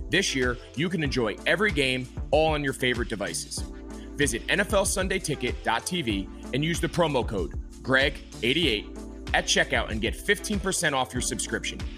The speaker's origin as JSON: {"language": "English", "region": "outside New York City", "country": "United States", "tie": "born or raised there", "said": "I grew up in the Northeast. I grew up outside of New York City. in, like, a typical New York suburb"}